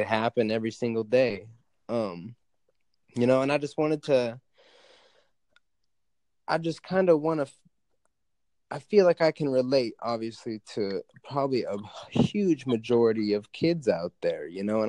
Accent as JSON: {"language": "English", "region": "Alaska", "country": "United States", "tie": "born or raised there", "said": "I live in Alaska. I grew up in Alaska"}